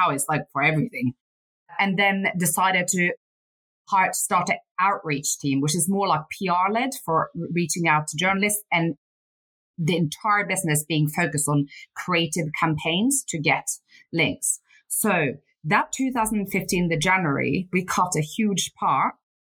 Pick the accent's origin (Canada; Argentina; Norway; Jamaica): Norway; Northern Norway; born there; So I was born in Northern Norway, and my mum was alcoholic and my dad was a fisherman.